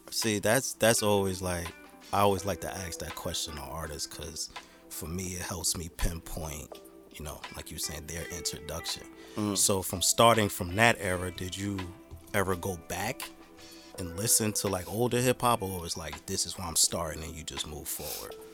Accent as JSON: {"language": "English", "town": "Jersey City", "region": "New Jersey", "country": "United States", "tie": "born or raised there", "said": "just me growing up in Jersey City, like I'm from South Court."}